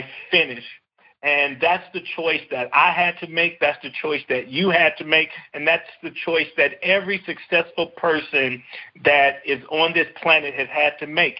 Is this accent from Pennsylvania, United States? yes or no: no; Compton, California, United States; I grew up in a city called Compton